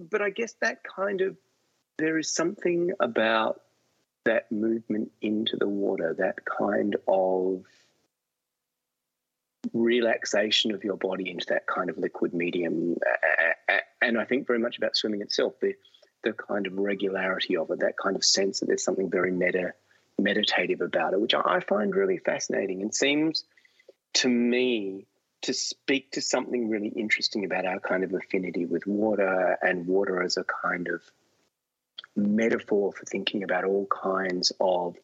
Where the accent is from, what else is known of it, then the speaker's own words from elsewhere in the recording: Adelaide, South Australia, Australia; I grew up in Adelaide on the beach in Glenelg